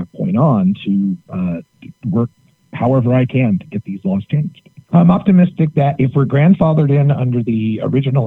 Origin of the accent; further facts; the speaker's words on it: Idaho, United States; moved away as an adult; also born or lived in Oregon; I grew up in Idaho